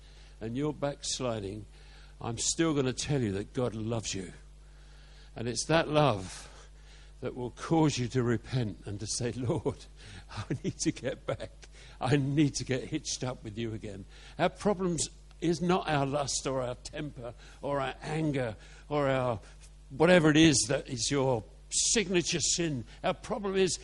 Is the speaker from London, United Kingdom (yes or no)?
yes; Carshalton, London, United Kingdom; where I was born on the St. Helier estate in Carshorton